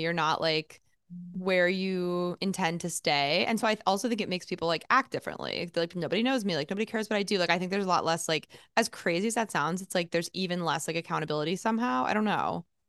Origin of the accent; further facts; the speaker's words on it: New Jersey, United States; moved away as an adult; also born or lived in Boston / Texas; now in New York City, United States; I grew up near New Jersey, like, in New Jersey near the city